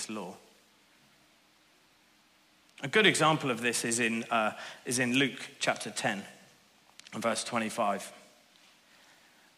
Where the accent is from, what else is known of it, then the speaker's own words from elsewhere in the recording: Northern Ireland, United Kingdom; I grew up in Northern Ireland in the late 80s and early 90s